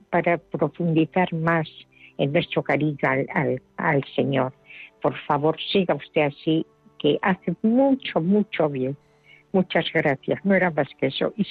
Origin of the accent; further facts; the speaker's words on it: Murcia, Region of Murcia, Spain; Soy de Murcia, pero soy eh, estoy en la parroquia de Santa Cruz.